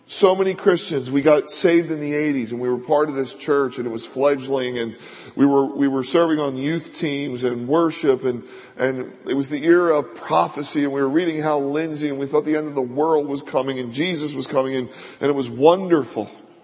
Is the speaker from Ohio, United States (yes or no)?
no; Philadelphia, Pennsylvania, United States; When I was a kid, I grew up in Philadelphia in a row home.